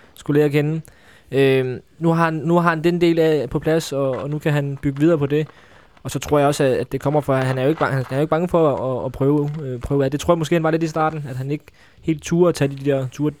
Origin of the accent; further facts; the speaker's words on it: Funen, Southern Denmark, Denmark; nu er jeg jo fra Fyn